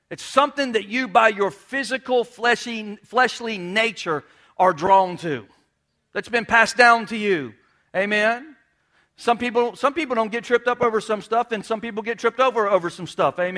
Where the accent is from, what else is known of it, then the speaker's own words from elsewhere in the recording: New York, United States; I'm a Yankee. I'm a rebel. I'm from New York. I'm from New York.